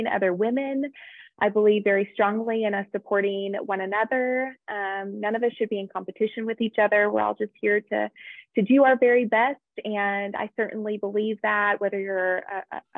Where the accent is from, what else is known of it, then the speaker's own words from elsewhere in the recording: southern Idaho, United States; moved away as an adult; also born or lived in Florida / Oklahoma; I actually grew up in a small town in southern Idaho. I was born in Florida, but then my family moved to Idaho when I was a young girl.